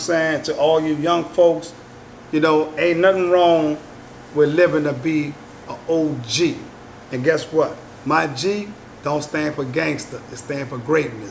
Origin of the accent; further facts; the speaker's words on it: New Orleans, Louisiana, United States; I'm from New Orleans